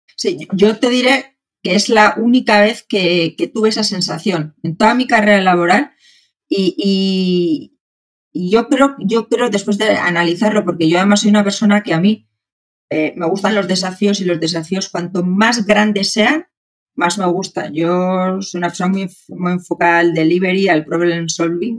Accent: Spain; moved away as an adult; also born or lived in Santiago, Chile; soy, soy española

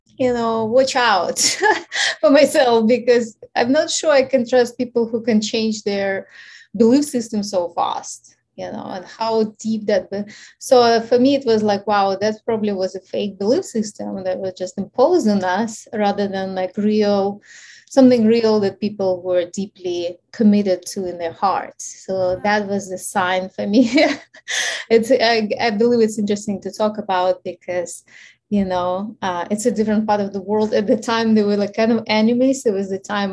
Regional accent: Ukraine; English is a second language; moved away; So obviously you hear my accent. So I'm originally from Ukraine, and I was born at the time when the Ukraine was still part

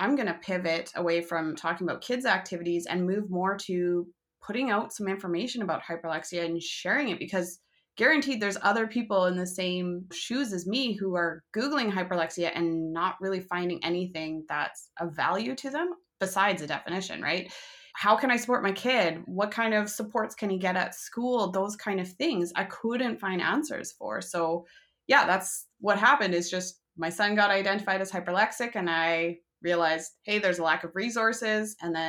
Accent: Canada; I'm a Canadian mom of two

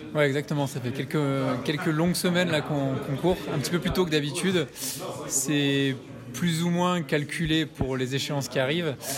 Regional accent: France; now in Valais, Switzerland; je suis français

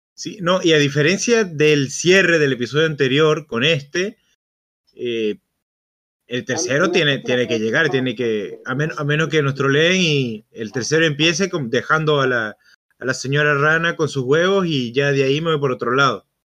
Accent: Venezuela; moved away as an adult; cuando yo salí de Venezuela que atravesé Brasil

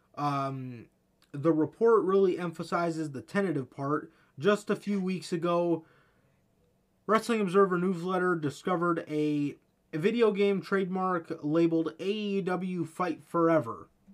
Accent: United States; I'm American

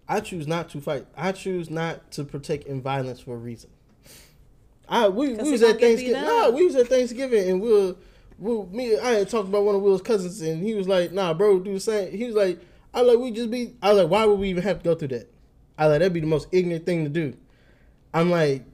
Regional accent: Texas, United States; We Texas

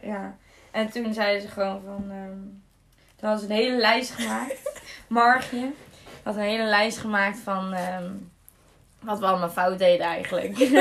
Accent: Zaltbommel, Gelderland, Netherlands; ik ben eh, geboren in Zalbommel. En eh, ja, weer terug in Zalbommel eigenlijk

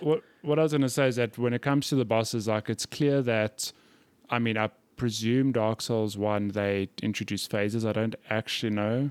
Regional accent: South Africa; I'm from South Africa.

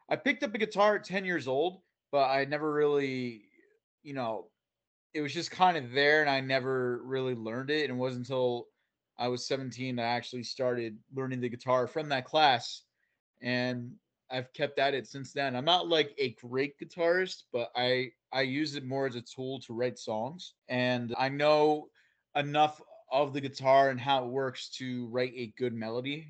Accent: central New Jersey, United States; also born or lived in Florida; I'm a homegrown Jersey boy. So in the central Jersey area

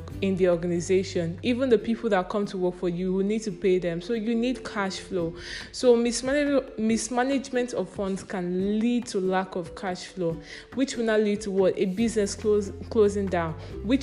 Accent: Nigeria; I'm a Nigerian.

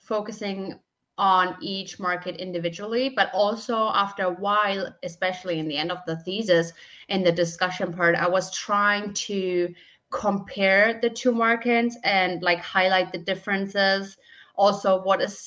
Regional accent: Germany; I'm from Germany, and I am working for Huntobot since May

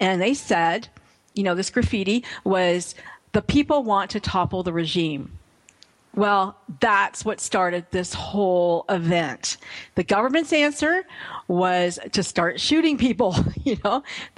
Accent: Canada; as a Canadian

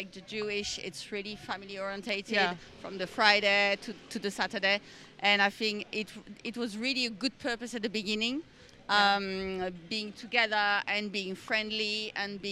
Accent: Alsace, Grand Est, France; also born or lived in near Paris / England; I come from Alsace, which is the east of France

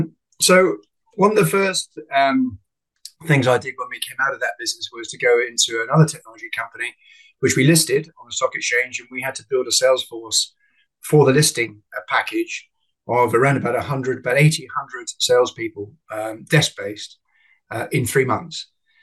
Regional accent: Northern Nigeria, Nigeria; I was brought up in Africa. My mother was a retired, at 21, ballet dancer with the Festival Ballet. My father was a peanut farmer in northern Nigeria. So I was brought up in the bush.

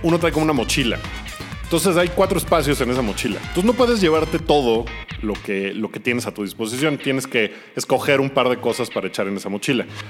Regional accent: Mexico City, Mexico; yo soy muy del sur y entre más al sur te vas de la Ciudad de México

